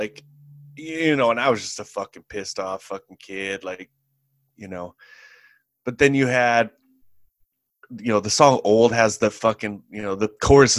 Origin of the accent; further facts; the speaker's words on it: California, United States; Yeah, I'm from the Bay Area. I didn't spend a whole lot of time there. It's not like I grew up there. But, I mean, I'm from there.